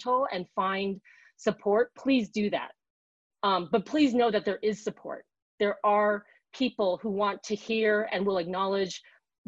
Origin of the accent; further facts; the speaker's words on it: United States; I'm American. I was born in this country.